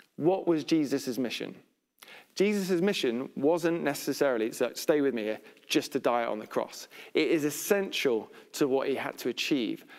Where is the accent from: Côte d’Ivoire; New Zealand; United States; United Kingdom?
United Kingdom; we're British